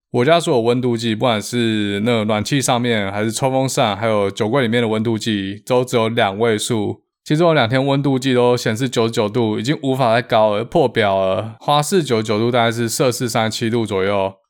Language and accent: Chinese; Taiwan; moved away as an adult; also born or lived in Seattle, United States; now in United States; 毕竟还是一个台湾人，在亚热带地区长大